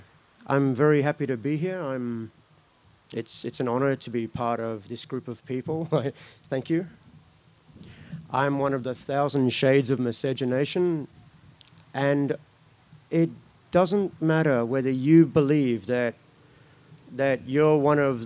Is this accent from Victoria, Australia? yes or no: yes; Mildura, Victoria, Australia; now in Kaurna land (Adelaide), Australia; that's the place I grew up, in Mildura, Victoria, the countryside